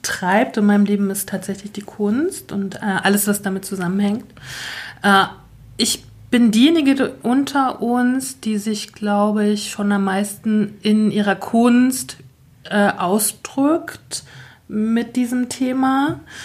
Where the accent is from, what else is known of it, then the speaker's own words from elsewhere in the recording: Northern Germany, Germany; now in Saxony, Germany; bin auch zugezogen, wie wir alle, als Norddeutsche in Sachsen